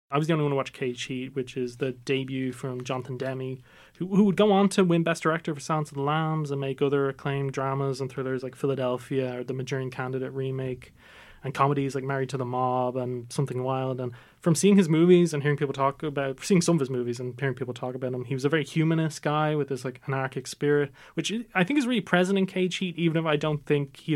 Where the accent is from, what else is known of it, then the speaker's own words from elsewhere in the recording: Ireland; also born or lived in Nigeria; So our podcast is basically a group of Irish Nigerian lads who tell their stories, growing up in Ireland as well as Nigeria, and we share our experiences with all of y'all.